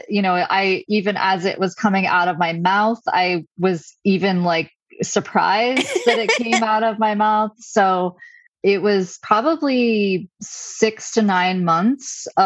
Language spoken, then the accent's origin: English; Stowe, Vermont, United States; moved away; build a different kind of life back in my hometown